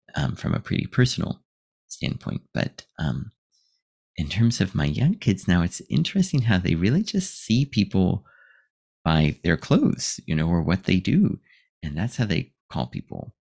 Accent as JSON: {"language": "English", "country": "United States", "moved": "as an adult", "lives_now": "Japan", "said": "I'm from America"}